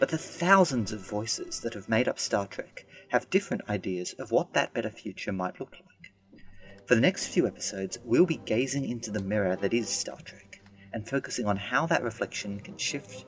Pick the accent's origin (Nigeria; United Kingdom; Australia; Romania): Australia; I'm a lawyer from Australia